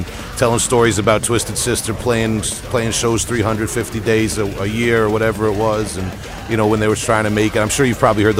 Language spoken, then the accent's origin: English; Long Island, New York, United States; having grown up on Long Island